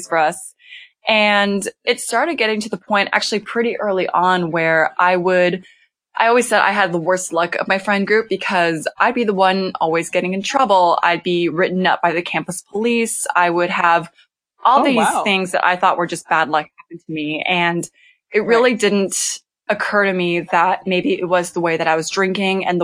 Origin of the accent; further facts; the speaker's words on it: Temecula, California, United States; moved away as an adult; also born or lived in Los Angeles, California; now in North Carolina, United States; I'm from Temecula. So it's between LA and San Diego.